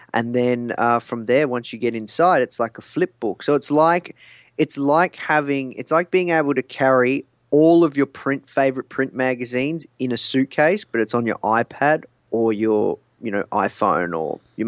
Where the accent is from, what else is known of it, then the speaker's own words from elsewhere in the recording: Melbourne, Victoria, Australia; Yeah, I'm from Melbourne, Australia.